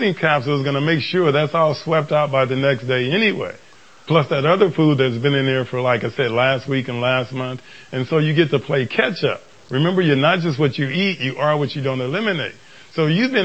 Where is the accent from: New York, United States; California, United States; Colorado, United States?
California, United States; Los Angeles; I grew up in Watts